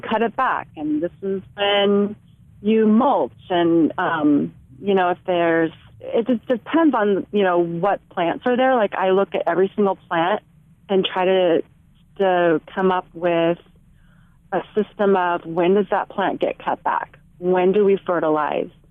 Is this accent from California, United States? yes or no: yes; Santa Clara Valley, California, United States; I grew up in Santa Clara Valley, which was a lot of orchards and little farms